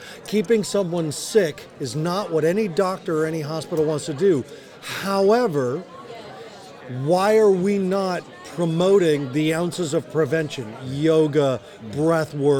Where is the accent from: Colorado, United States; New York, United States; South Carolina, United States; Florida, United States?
Colorado, United States; I'm from Colorado